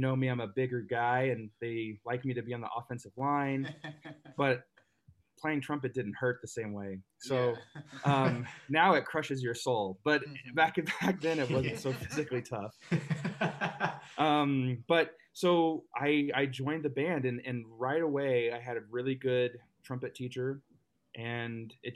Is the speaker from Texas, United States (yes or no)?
yes; Dallas, Texas, United States; I grew up in Dallas, Texas